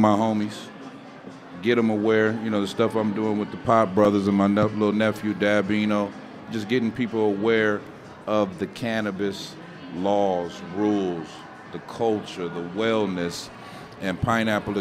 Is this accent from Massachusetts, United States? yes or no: no; Pomona, California, United States; I'm from Pomona